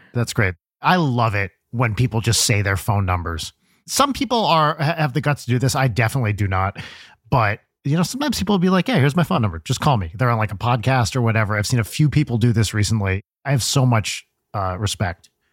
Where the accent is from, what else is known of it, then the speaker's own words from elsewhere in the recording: New Jersey, United States; I grew up in Jersey